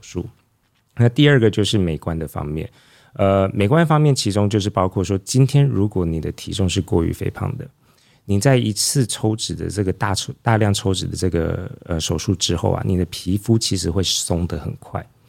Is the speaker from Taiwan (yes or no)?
yes; Taiwan; 我们台湾人